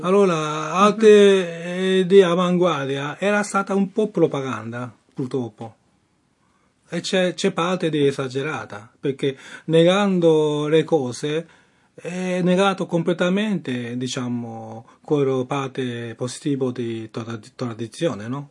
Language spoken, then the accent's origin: Italian; Japan; Italian is a second language; now in Rome, Italy; io sono giapponese, però sono artista romani